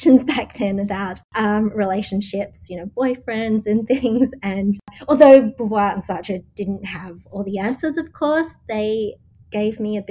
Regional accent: Australia; moved away as an adult; now in New York, United States; As you can tell, I'm Australian

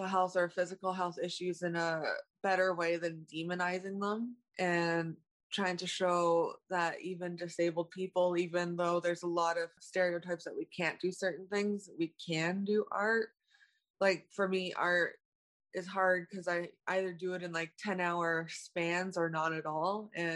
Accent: Toronto, Ontario, Canada; I grew up in Toronto, born here

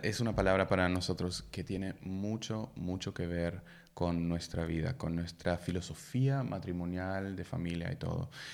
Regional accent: Germany; Spanish is a second language; moved away as an adult; also born or lived in Peru; soy alemán, em, tengo 36 años

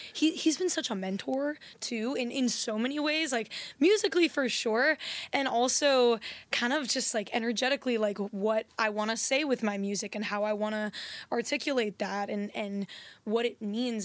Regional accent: U.S. Virgin Islands; moved away; also born or lived in San Diego; I was born in San Diego, and then I actually grew up in the Virgin Islands.

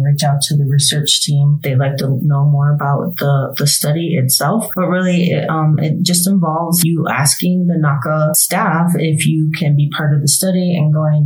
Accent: Cattaraugus Reservation, Western New York, United States; now in Flagstaff, United States; I grew up on the Cattaraugus Reservation, which is located in Western New York

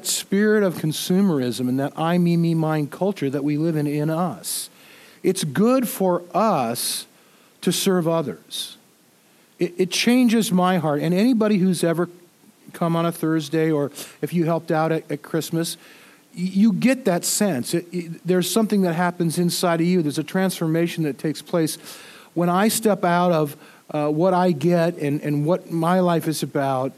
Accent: United States; being an American

